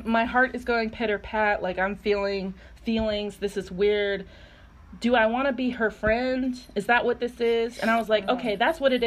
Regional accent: North Carolina, United States; I'm from North Carolina, which is an important fact to know, just that I'm, like, I grew up in the South

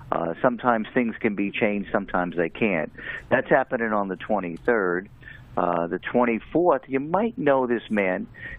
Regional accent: West Babylon, New York, United States; I'm from West Babylon

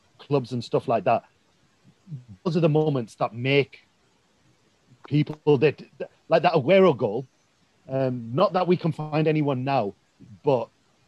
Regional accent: Leeds, Yorkshire and the Humber, United Kingdom; I grew up in an area of Leeds where there were no white people

